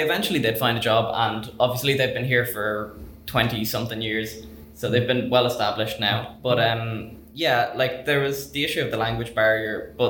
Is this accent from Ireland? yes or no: yes; Ireland; I was born in Ireland.